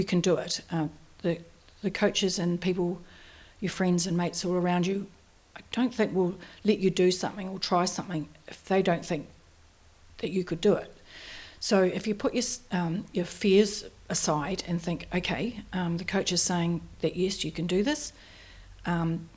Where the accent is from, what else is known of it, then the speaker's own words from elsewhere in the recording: Christchurch, Canterbury, New Zealand; from Christchurch, New Zealand